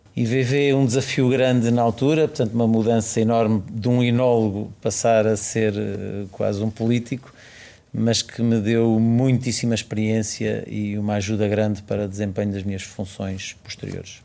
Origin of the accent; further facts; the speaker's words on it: Chamusca, Santarém District, Portugal; Chamusca é, é, é a é terra onde eu nasci e, portanto, uma terra pela qual tenho muito carinho